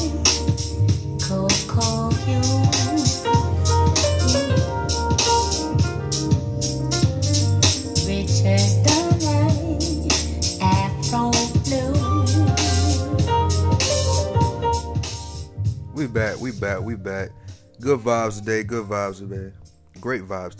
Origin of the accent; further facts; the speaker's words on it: the South, United States; I'm from the South